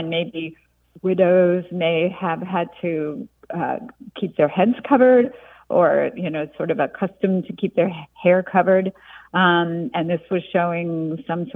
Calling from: Kilmarnock, Virginia, United States; I'm calling from Kilmarnock, Virginia

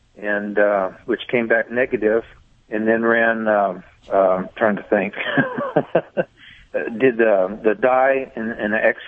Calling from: Bakersfield, California, United States

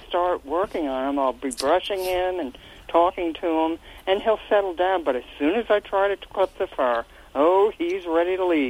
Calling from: Reading, Pennsylvania, United States; I'm calling from the Reading, Pennsylvania area.

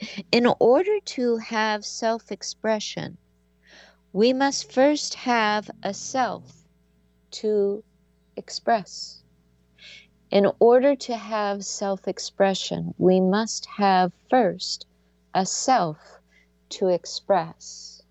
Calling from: Seattle, Washington, United States; she is coming to my hometown, Seattle, Washington. It's funny, I've lived in Seattle now long enough that I'm calling it my hometown, even though I wasn't born here, but this is my home

